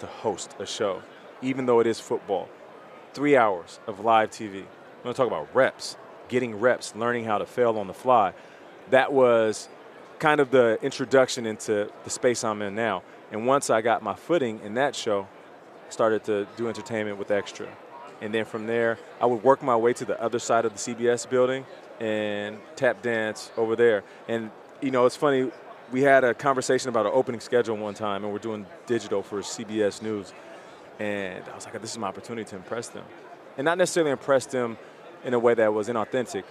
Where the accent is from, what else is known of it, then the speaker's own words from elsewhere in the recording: Canada; I'm Canadian.